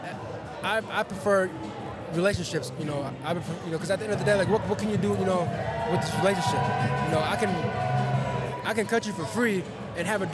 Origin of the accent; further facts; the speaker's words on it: Minnesota, United States; moved away as an adult; also born or lived in Los Angeles; I'm out here from Minnesota